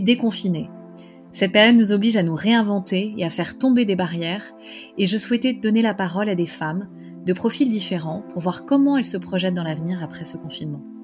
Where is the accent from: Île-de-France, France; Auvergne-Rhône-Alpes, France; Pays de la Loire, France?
Île-de-France, France; Paris; je suis parisienne